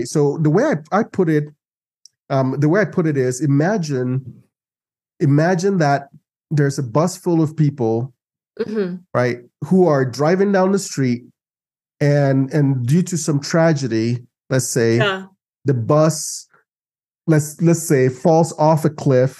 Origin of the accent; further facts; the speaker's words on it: Ghana; now in United States; I grew up in Ghana, and in Ghana, at least from the time I was born till the time I was 16, I knew only one president